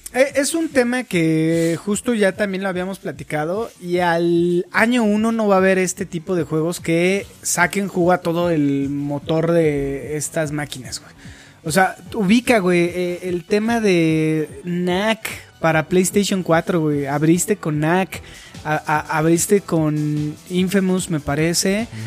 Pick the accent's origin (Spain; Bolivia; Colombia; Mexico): Mexico